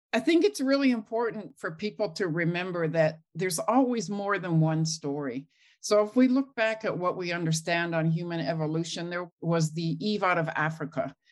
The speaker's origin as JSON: {"language": "English", "town": "Lillooet", "region": "British Columbia", "country": "Canada", "tie": "born or raised there", "moved": "as an adult", "said": "I grew up in Lillooet, BC"}